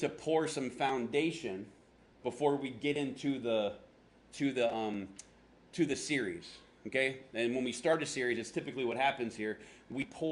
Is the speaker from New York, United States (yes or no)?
no; Florida, United States; now in Phoenix, United States; I'm from Florida